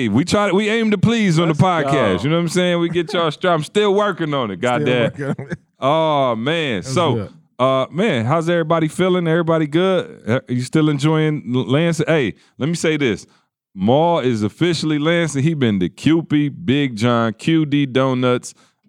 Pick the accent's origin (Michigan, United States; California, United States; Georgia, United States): Georgia, United States; now in Lansing, United States; You know I came from Georgia.